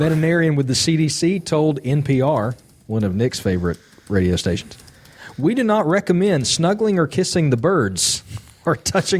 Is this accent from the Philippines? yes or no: no; Ireland; I'm actually, guys, as an Irishman, a bit embarrassed about this story we're about to do.